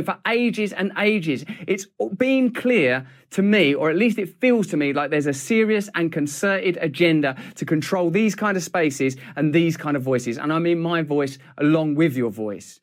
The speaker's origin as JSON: {"language": "English", "region": "England", "country": "United Kingdom", "said": "I'm English"}